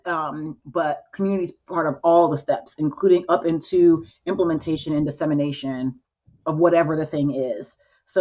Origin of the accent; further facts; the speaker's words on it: Florida, United States; also born or lived in Chicago; now in Baltimore, United States; Well, I moved here from Chicago. I'm from Florida, but I was in Chicago for a few years.